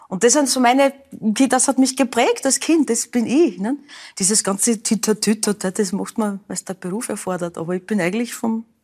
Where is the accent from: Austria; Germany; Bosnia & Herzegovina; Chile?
Austria; Burgenland; Also seit meiner Geburt bin ich Burgenländerin und das bleibt so.